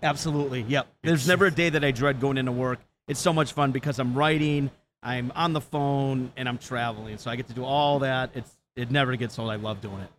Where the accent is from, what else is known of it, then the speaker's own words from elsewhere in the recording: Wisconsin, United States; born and raised in Wisconsin